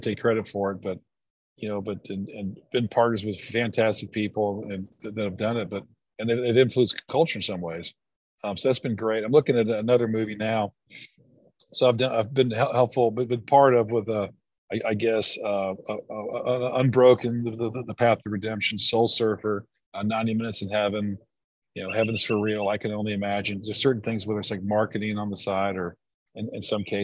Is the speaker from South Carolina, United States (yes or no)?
yes; Greenville, South Carolina, United States; my hometown of Greenville, South Carolina